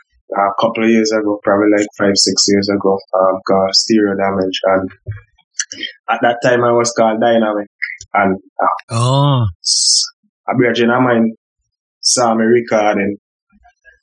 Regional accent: St. Vincent & Grenadines; born or raised there

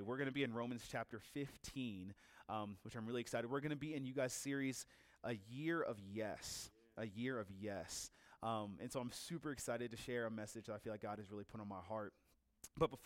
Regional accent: Virginia, United States; I'm from Virginia, so it's like half an hour from Washington, D.C. I've been there my whole life.

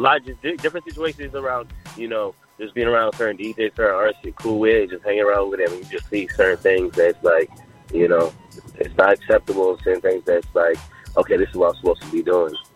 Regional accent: New York City, New York, United States; now in Atlanta, United States; I'm originally from Jamaica, Queens. I've been I'm an Atlanta resident

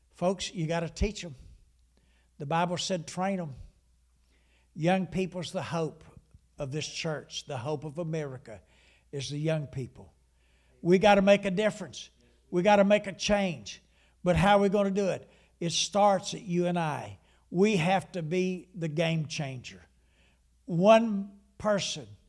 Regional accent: Huntington, West Virginia, United States; I was about fifteen, maybe sixteen years old, and I came home, and I lived in the city of Huntington

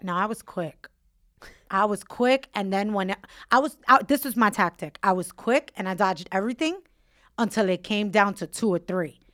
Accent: New York City, New York, United States; where I grew up in Williamsburg

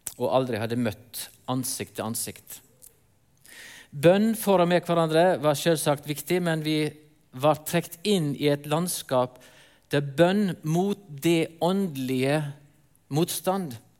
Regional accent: near Rosendal, Vestland, Norway; moved away; Jeg vokste opp inne på Løfastrand. Sikkert ikke så mange her som vet hvor det er, men det er i nærheten av Rosendal

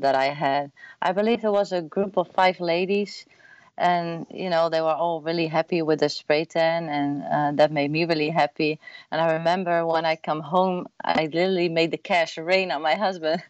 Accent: Netherlands; English is a second language; moved away as an adult; now in Austin, United States; I'm born and raised, uh, what do you say, in the Netherlands, uh, like one and a half hour from Amsterdam in a really small town.

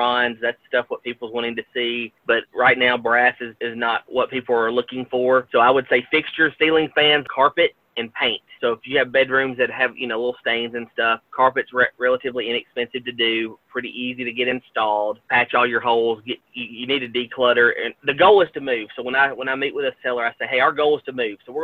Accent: Gallatin, Tennessee, United States; I absolutely love working in my home county, in my hometown of Gallatin

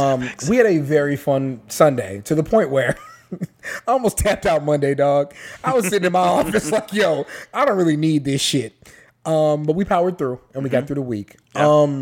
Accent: San Antonio, Texas, United States; we're from San Antonio.

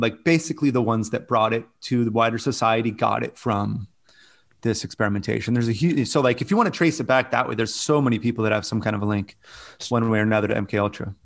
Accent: California, United States; I'm from California

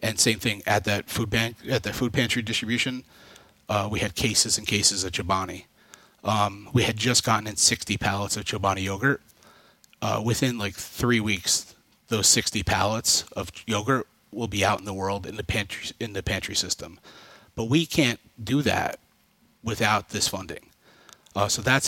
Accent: Rensselaer, New York, United States; a local pantry in my hometown, Rensselaer, 3 blocks where I grew up

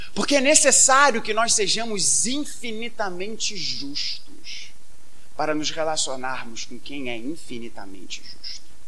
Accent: Brazil; somos brasileiros

